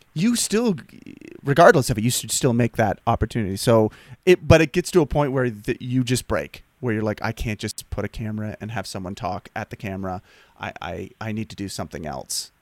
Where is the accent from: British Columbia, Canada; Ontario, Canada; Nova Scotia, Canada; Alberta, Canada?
Nova Scotia, Canada; moved away as an adult; also born or lived in Los Angeles; I'm from the East Coast. I'm, I'm not from Prince Adam, but I'm from Nova Scotia, which is, like, three hours away.